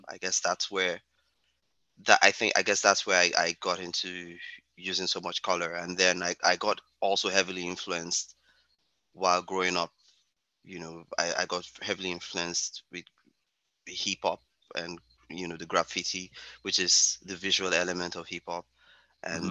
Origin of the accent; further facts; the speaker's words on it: Lagos, Nigeria; now in Nova Scotia, Canada; I grew up in the bustling city of Lagos